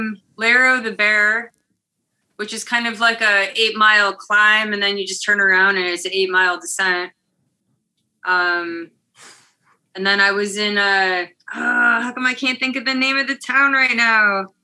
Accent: Swanton, Ohio, United States; also born or lived in Toledo, Ohio; I'm pretty much from here, Toledo, Ohio. Grew up in Swanton, Ohio, which is just like a half hour or so west of here. So out in the country.

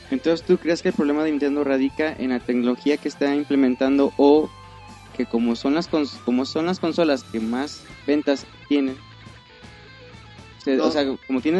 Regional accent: Mexico

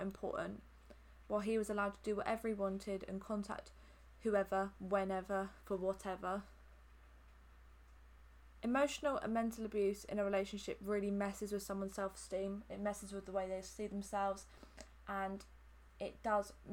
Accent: Hampshire, South East England, United Kingdom; I'm from Hampshire and I've lived here my whole life.

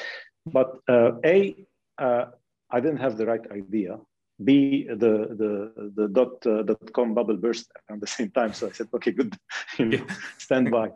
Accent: Lebanon; I'm from Lebanon and from the Middle East in general

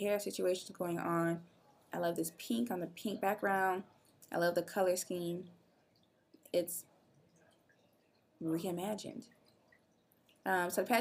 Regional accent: Illinois, United States; I'm from Illinois.

